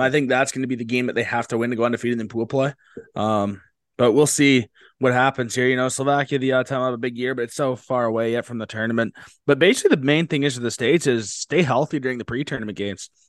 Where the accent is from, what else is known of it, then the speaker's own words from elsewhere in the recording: Canada; being Canadian.